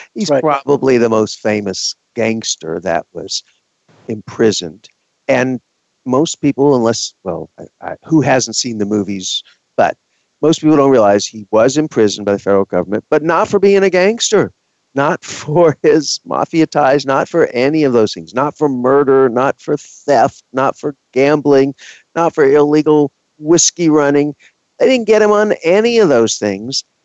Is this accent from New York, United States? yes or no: no; Texas, United States; I'm from Texas, and I was in Texas